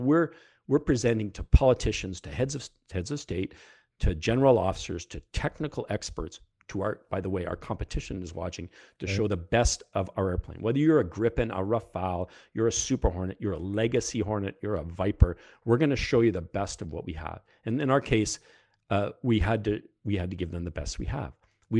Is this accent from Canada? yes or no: yes; Canada; now in United States; We still live at Pax River, but my accent is coming back very heavily these days.